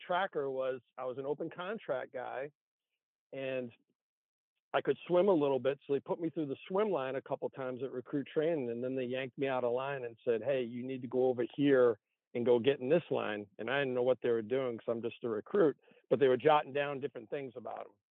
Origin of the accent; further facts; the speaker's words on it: North Attleboro, Massachusetts, United States; moved away; born and raised in Massachusetts, small city called North Attleboro